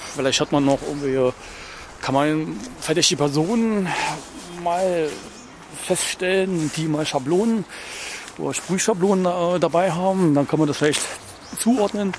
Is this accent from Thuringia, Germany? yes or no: yes; Thuringia, Germany; moved away as an adult; now in Berlin, Germany; ich stamme aus Thüringen.